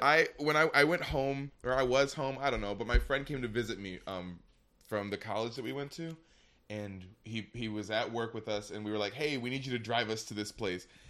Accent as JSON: {"language": "English", "region": "Michigan", "country": "United States", "said": "I'm from Michigan"}